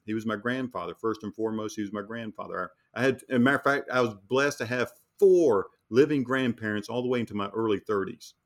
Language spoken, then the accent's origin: English; North Carolina, United States; we're from North Carolina